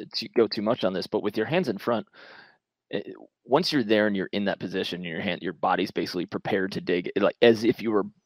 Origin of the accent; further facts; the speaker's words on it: Long Island, New York, United States; I'm from Long Island